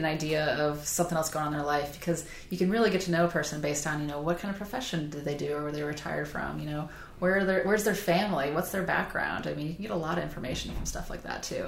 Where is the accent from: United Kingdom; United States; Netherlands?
United States; Southern Illinois; now in Charleston, United States; I grew up in Southern Illinois where everybody was from a farming area